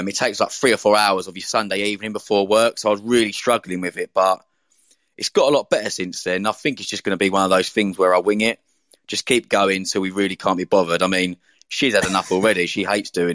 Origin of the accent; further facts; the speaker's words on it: Essex, East of England, United Kingdom; moved away; I'm from Essex, which is like just to the east of London.